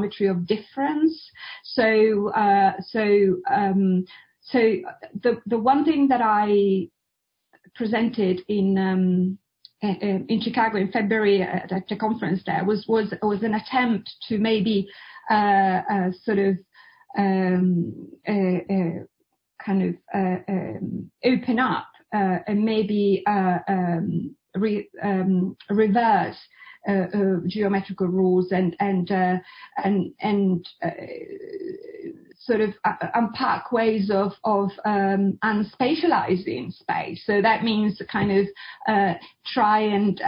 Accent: Italy; I was born in Italy

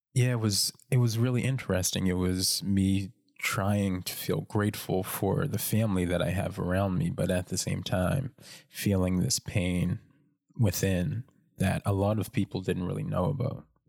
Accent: North Preston, Nova Scotia, Canada; I grew up in North Preston, um, which is the largest black community in Canada

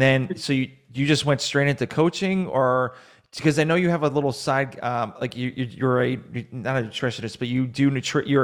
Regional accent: Massachusetts, United States; I'm from Massachusetts, so you can kind of figure out what kind of fan I am.

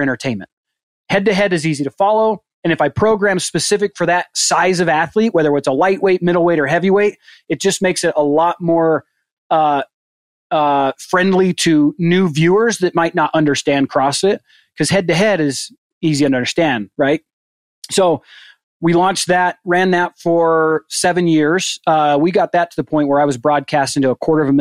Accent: St. George, Utah, United States; moved away as an adult; also born or lived in Phoenix, Arizona / Mesa, Arizona; now in Cody, United States; I grew up in Southern Utah, St. George.

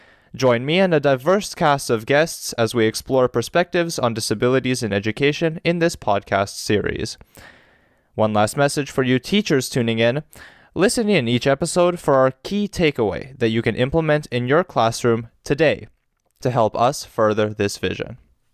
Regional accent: Kelowna, British Columbia, Canada; I have performed in the local youth symphony in my hometown here in Kelowna.

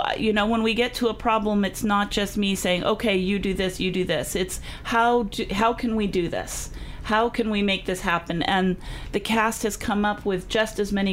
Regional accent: San Diego, California, United States; now in Missouri, United States; I'm from La Jolla.

